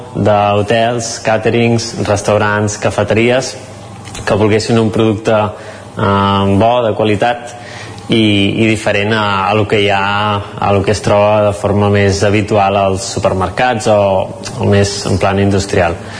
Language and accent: Catalan; Cardedeu, Catalonia, Spain; soc de Cardedeu